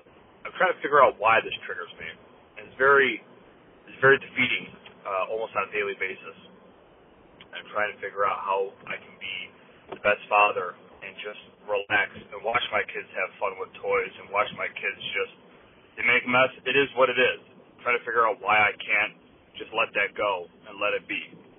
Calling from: Buffalo, New York, United States; I'm calling from Buffalo, New York.

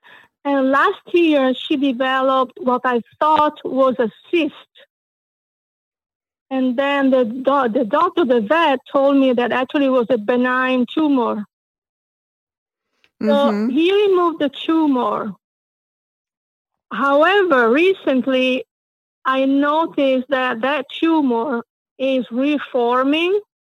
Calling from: Hollywood, Florida, United States; I'm calling from Hollywood in Florida.

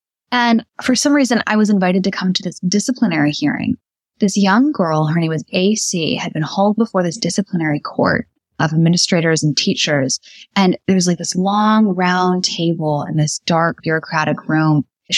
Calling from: Indianapolis, Indiana, United States; I'm calling in from Indianapolis, Indiana right now, and they live very close to where I live.

